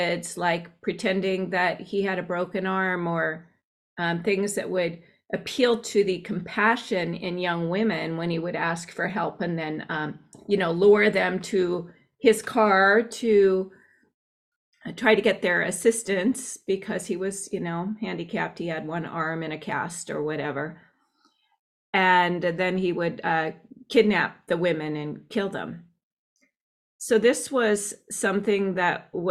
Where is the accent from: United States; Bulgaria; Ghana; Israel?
United States; Washington; I grew up in Washington State